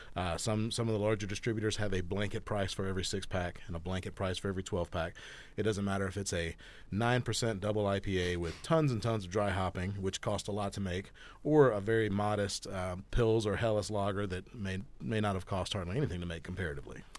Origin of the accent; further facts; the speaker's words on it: Georgia, United States; also born or lived in Florida Panhandle; now in Bend, United States; I'm originally from Georgia. Uh, in 2020, I moved here from the Florida Panhandle